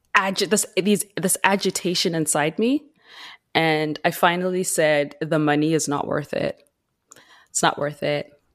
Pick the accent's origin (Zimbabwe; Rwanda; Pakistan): Zimbabwe; moved away as an adult; now in Vancouver Island, Canada; I was born and raised in Zimbabwe. I moved to Canada when I was seventeen